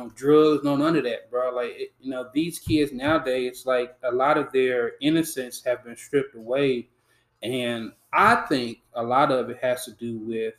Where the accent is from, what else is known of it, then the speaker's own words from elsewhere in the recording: United States; also born or lived in Silverton; I grew up in Kennedy Heights